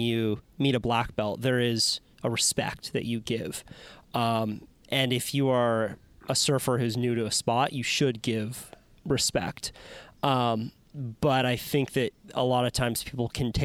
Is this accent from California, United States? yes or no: yes; Santa Cruz, California, United States; I grew up in the Santa Cruz surf culture